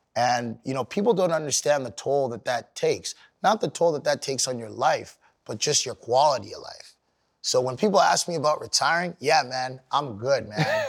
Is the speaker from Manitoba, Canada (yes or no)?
no; Sudbury, Ontario, Canada; I grew up in Canada